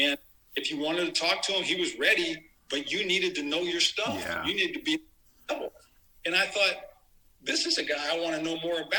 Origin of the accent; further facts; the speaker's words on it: San Francisco, California, United States; I grew up in San Francisco. So I grew up with the Black Panthers. I kind of knew what was going on in the community.